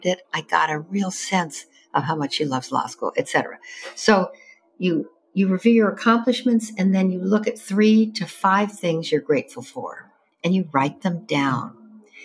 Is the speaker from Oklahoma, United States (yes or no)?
no; Evanston, Illinois, United States; I grew up in Evanston, Illinois, north of Chicago, the first suburb to the north